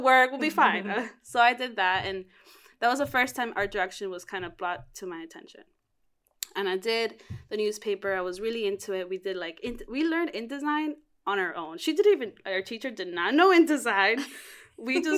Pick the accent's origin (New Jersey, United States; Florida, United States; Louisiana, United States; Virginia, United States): Florida, United States; Miami; moved away as an adult; also born or lived in Cuba; now in New York City, United States; I was born in Cuba, raised in Miami